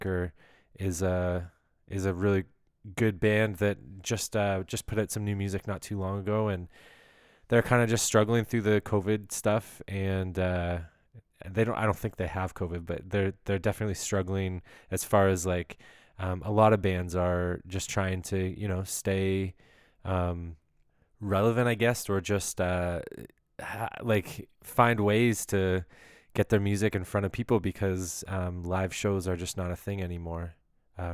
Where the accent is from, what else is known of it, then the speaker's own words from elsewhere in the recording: Ontario, Canada; I'm just kind of from Ontario. I've been all around Ontario. I was born in Ottawa, and then just kind of moved towards the GTA slowly as a kid and growing up.